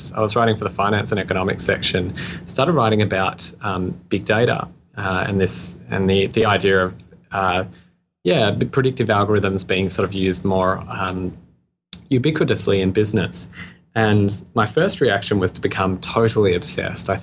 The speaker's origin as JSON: {"language": "English", "country": "Australia", "said": "You can probably hear my accent. I'm Australian."}